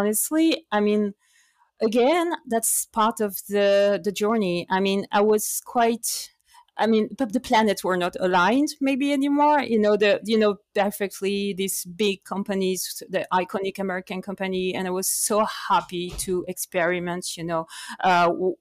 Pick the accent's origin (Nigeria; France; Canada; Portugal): France; Paris, Île-de-France; English is a second language; moved away as an adult; now in New York, United States; I was born and raised in Paris